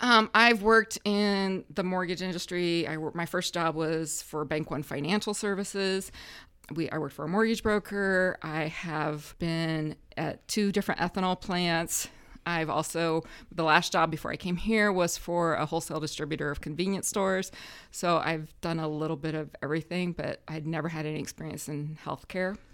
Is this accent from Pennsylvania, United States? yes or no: no; Huntington, Indiana, United States; moved away as an adult; now in Grant County, Indiana, United States; originally from Huntington, um, grew up in rural Huntington County. I graduated from Huntington North